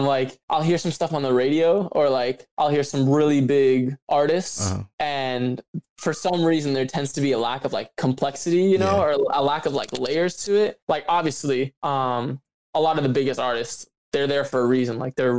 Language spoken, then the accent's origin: English; Midwest, United States; Like I said, I'm from the Midwest.